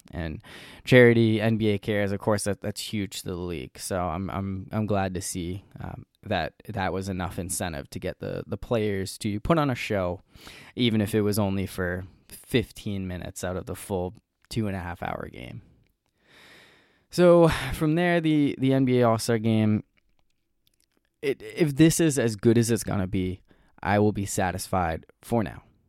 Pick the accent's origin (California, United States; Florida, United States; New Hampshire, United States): New Hampshire, United States; moved away; growing up in New Hampshire, uh, we always had President's Day off school